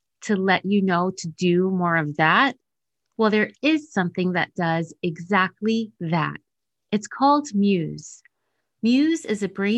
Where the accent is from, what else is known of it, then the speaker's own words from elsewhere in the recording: New Jersey, United States; my home state of New Jersey